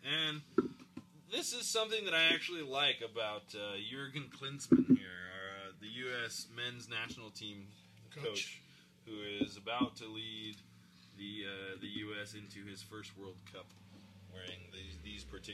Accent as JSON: {"language": "English", "country": "Ghana", "tie": "born or raised there", "moved": "yes", "said": "My native Ghana"}